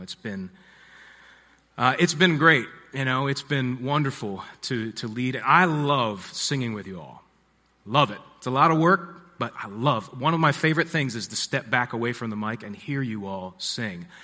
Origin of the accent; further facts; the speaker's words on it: Harford County, Maryland, United States; also born or lived in Nashville / Baltimore; I grew up in Harford County, Maryland, which is just north of here.